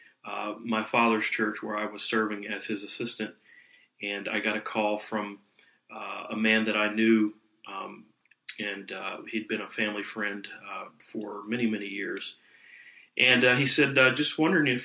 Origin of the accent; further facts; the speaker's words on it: South Carolina, United States; I was born in North Carolina, and I was reared in South Carolina.